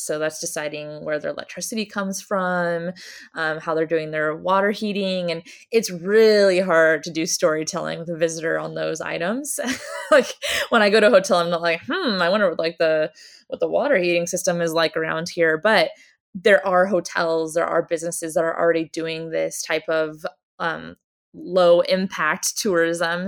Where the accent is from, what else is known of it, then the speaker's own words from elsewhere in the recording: Oregon coast, United States; I grew up on the Oregon coast